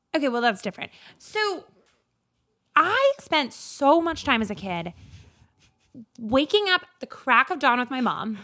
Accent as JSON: {"language": "English", "region": "rural Minnesota", "country": "United States", "tie": "born or raised there", "said": "in fifth grade at my rural Minnesota middle school"}